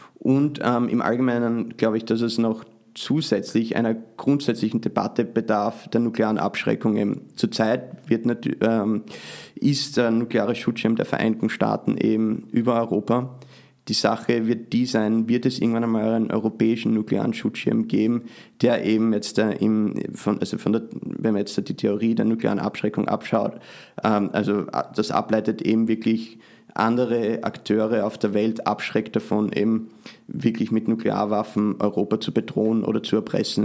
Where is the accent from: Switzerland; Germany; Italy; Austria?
Austria; now in United States; trotzdem bin ich äh, natürlich Österreicher